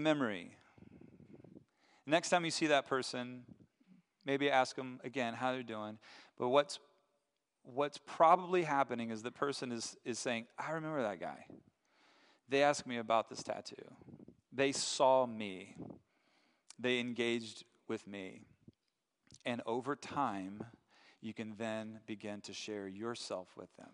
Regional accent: Asheville, North Carolina, United States; moved away as an adult; now in Grand Rapids, United States; I'm from Asheville

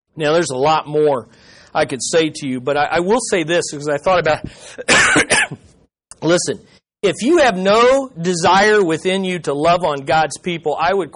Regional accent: United States; as an American Christian

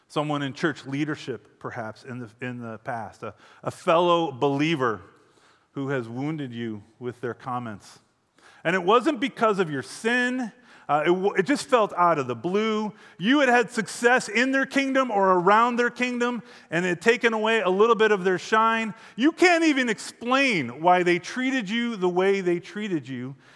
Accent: hometown near Deerfield, Illinois, United States; moved away as an adult; also born or lived in Phoenix, Arizona; I was 24 when we decided to move back to my hometown

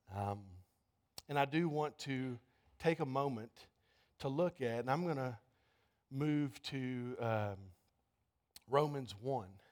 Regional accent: United States

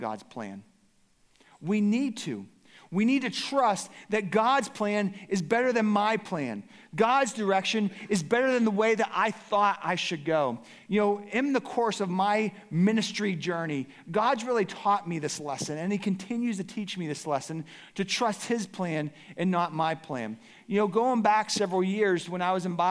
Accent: Pittsburgh, Pennsylvania, United States; moved away as an adult; also born or lived in Cincinnati, Ohio; I grew up in Pittsburgh

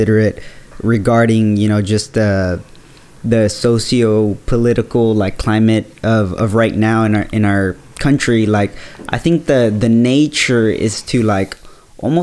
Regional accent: the Valley, Texas, United States; now in Austin, United States; I'm from the Valley, where when I grew up in church, like 98% of us, the demographics in the Valley, are Hispanic

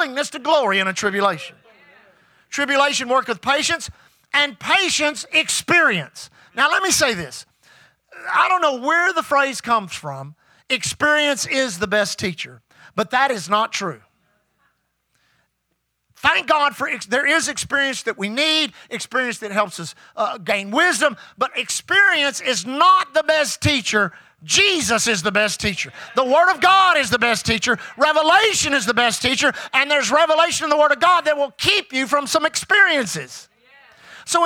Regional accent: Houston, Texas, United States; I grew up here in Houston.

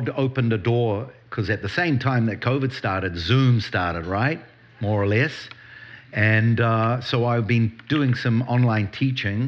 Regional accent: New Zealand; moved away as an adult; now in Israel; I do have an accent. I do. I grew up in New Zealand

